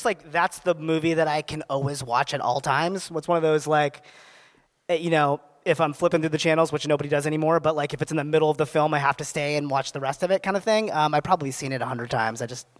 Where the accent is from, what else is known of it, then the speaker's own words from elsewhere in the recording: New Hampshire, United States; Yeah, so I grew up in New Hampshire. That's where I was born and raised. And as the one brown person in New Hampshire